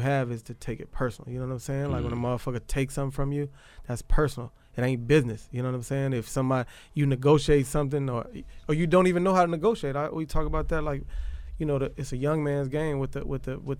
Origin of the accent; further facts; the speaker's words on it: Bay St. Louis, Mississippi, United States; I'm from Bay St. Louis, raised there